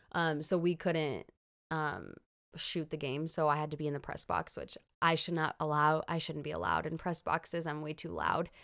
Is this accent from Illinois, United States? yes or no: yes; Illinois, United States; I'm from Illinois